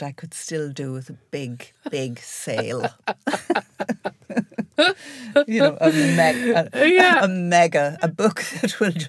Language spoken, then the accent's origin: English; Ireland; the response to even being Irish when you go over there is extraordinary, isn't it?